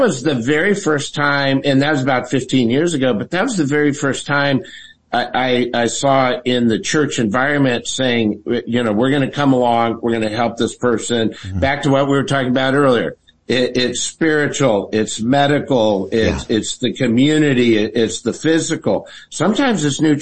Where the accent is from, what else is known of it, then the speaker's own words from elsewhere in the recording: San Antonio, Texas, United States; I'm from San Antonio